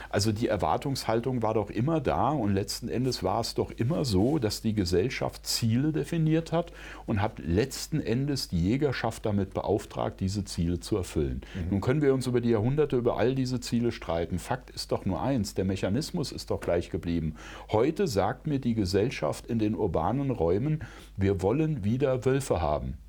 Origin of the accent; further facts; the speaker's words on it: Brandenburg, Germany; ich bin ja Brandenburger